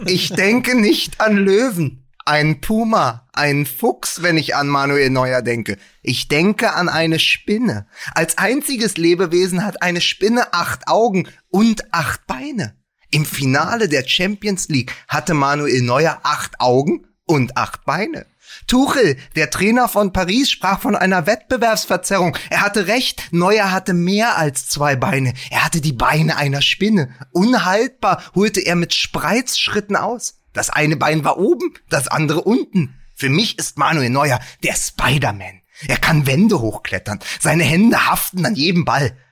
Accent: Berlin, Germany; als Berliner

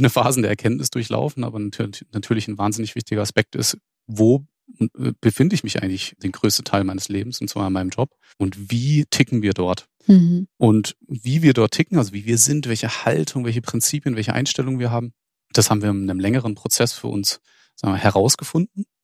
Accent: Freiburg, Baden-Württemberg, Germany; Ich selbst bin ja nicht mal Schwabe, sondern bin Badner. Ich komme ursprünglich aus Freiburg.

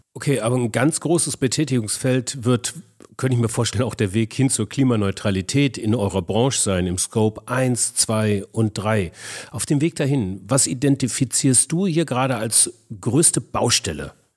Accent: Ingolstadt, Bavaria, Germany; meiner Heimat Ingolstadt

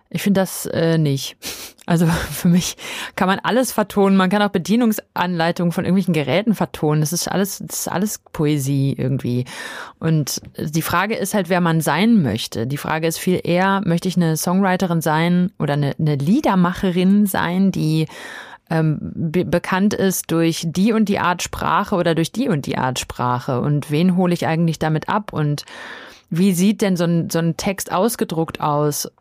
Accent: Dortmund, North Rhine-Westphalia, Germany; ich bin in Dortmund aufgewachsen

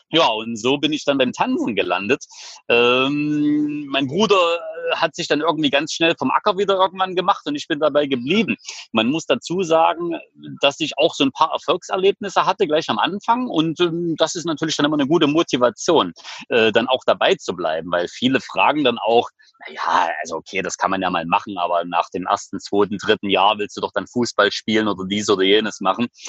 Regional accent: Leipzig, Saxony, Germany; Ich komme aus Leipzig.

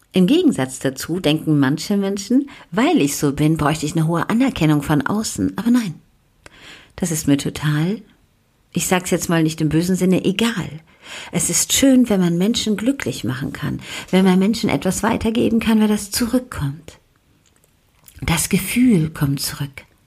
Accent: Germany

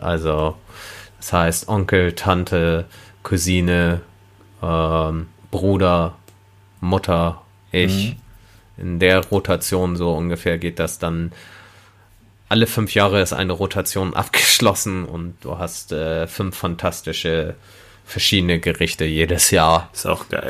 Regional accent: Germany; ich sehe mich halt als Deutscher an, weil ich bin in Deutschland geboren

